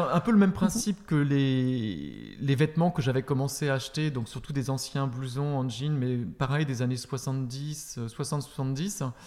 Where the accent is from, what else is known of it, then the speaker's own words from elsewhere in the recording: France; also born or lived in Paris / Berlin; je viens de France